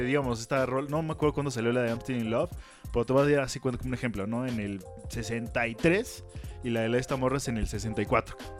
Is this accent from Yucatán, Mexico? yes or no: no; Mexico City, Mexico